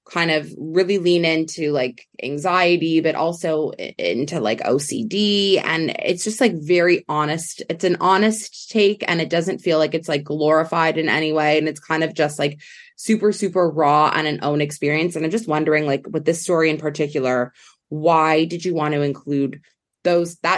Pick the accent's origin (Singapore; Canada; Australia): Canada; growing up in Canada